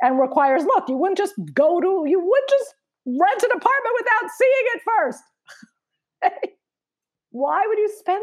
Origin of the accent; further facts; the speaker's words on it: New York, United States; from New York